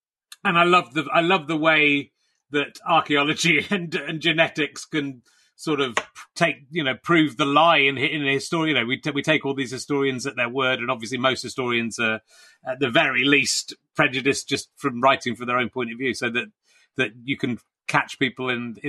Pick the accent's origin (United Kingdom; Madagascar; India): United Kingdom; Cheddar, South West England; also born or lived in Pocklington; And I was born in Pocklington and grew up in Cheddar.